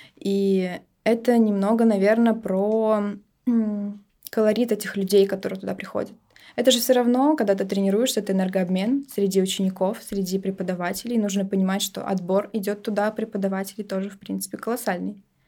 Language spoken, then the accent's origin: Russian; Saint Petersburg, Russia; Родилась я тут. Я истинная петербурженка, кровная.